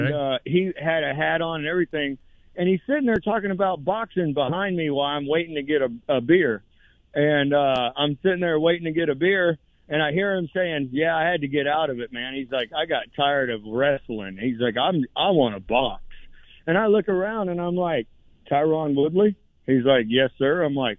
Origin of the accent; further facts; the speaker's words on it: Gainesville, Florida, United States; born and raised in Gainesville like I am.